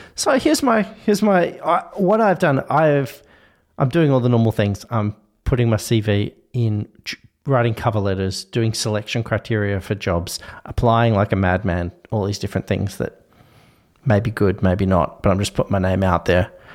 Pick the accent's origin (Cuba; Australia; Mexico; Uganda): Australia